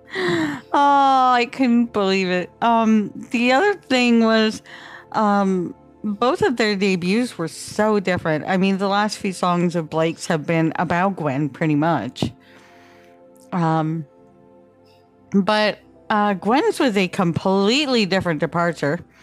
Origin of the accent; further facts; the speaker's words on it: Canada; I'm from Canada